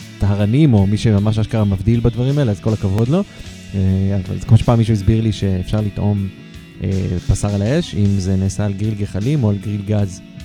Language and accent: Hebrew; Haifa, Haifa District, Israel; אני חיפאי